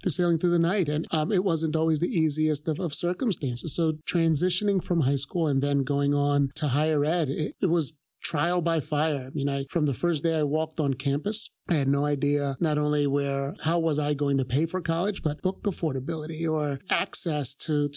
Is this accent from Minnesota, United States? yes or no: no; Philadelphia, Pennsylvania, United States; born and raised here in Philadelphia